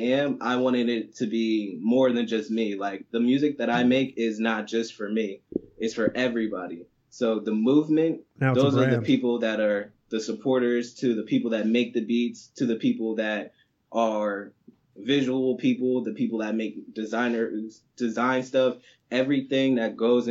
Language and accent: English; Toms River, New Jersey, United States; I'm from New Jersey, the Jersey Shore to be exact. Toms River